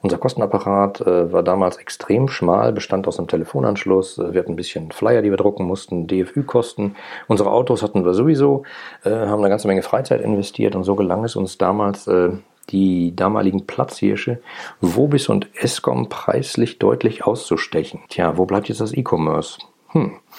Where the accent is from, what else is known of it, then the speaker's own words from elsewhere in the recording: Ruhr area, North Rhine-Westphalia, Germany; ich bin im Ruhrgebiet groß geworden